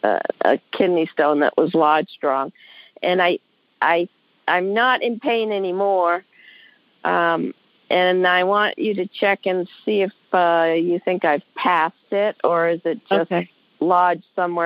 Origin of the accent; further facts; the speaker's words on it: Alaska, United States; I'm from Alaska.